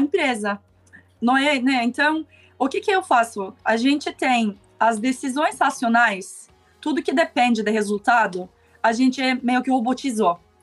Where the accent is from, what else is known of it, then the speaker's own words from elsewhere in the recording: Istanbul, Turkey; Portuguese is a second language; moved away as an adult; also born or lived in Germany / Costa Rica; now in Brazil; eu nasci e cresci em Istambul, né, na Turquia